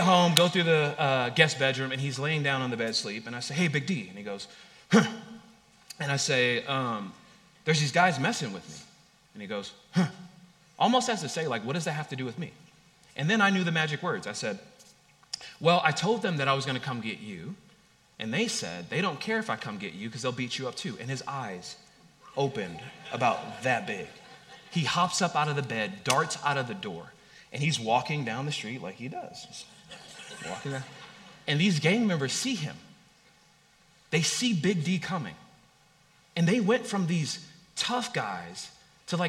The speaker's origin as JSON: {"language": "English", "town": "Long Beach", "region": "California", "country": "United States", "tie": "born or raised there", "said": "I grew up in Long Beach, California"}